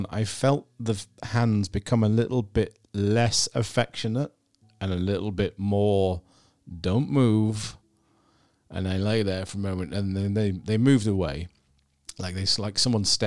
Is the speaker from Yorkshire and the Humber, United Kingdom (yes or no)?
yes; Scarborough, Yorkshire and the Humber, United Kingdom; moved away as an adult; also born or lived in Edinburgh; now in York, United Kingdom; I grew up in Scarborough